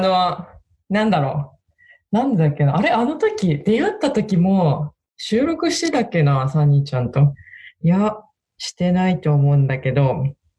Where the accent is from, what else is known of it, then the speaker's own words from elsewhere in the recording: Hokkaido, Japan; どさんこ